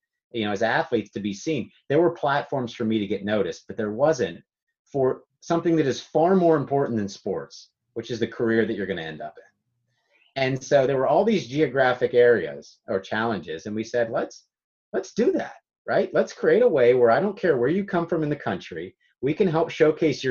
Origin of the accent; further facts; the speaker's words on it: Pittsburgh, Pennsylvania, United States; I was from Pittsburgh, Pennsylvania